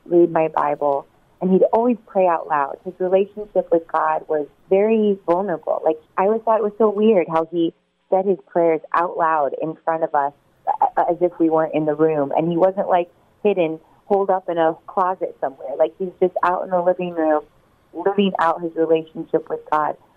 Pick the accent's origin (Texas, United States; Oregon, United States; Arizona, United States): Oregon, United States; southeastern; moved away as an adult; now in California, United States; I grew up on um, a little farm town in Oregon, southeastern Oregon